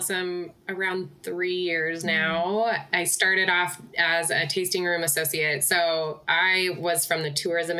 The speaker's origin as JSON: {"language": "English", "region": "Washington", "country": "United States", "tie": "born or raised there", "said": "I'm also born and raised Washingtonian, so I grew up on the other side of the state where most of the grapes are grown."}